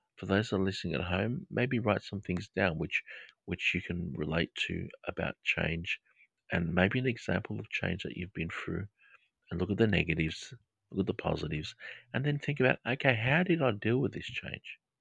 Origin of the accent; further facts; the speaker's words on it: Australia; accent: Australian English; my Australian English accent